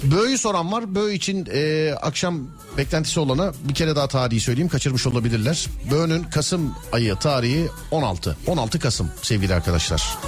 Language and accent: Turkish; Istanbul, Turkey; Bir İstanbullu olarak